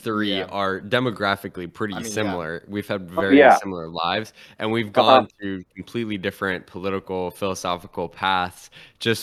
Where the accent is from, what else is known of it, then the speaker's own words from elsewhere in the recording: Pennsylvania, United States; moved away; I was born in Pennsylvania, and I have family there